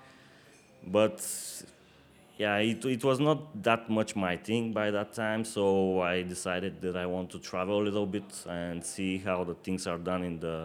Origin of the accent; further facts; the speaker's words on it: Burgas, Burgas Province, Bulgaria; now in Plovdiv region, Bulgaria; I was born on the seaside.